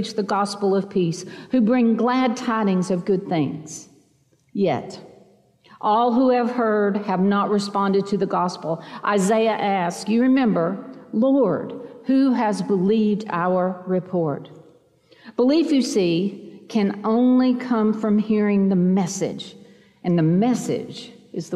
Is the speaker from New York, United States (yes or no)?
no; Chattanooga, Tennessee, United States; now in Vestavia Hills, United States; I live in Vestavia Hills, Alabama, but I am a mountain girl from Chattanooga in East Tennessee